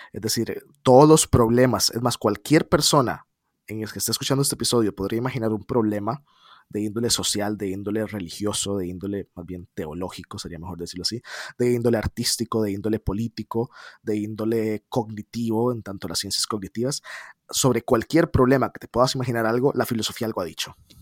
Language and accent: Spanish; San José, Costa Rica; yo soy de San José, Costa Rica